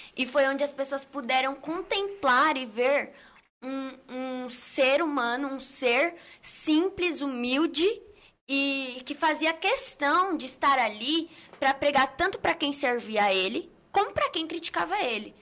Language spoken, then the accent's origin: Portuguese; São Paulo, Brazil; eu ainda sou de Perus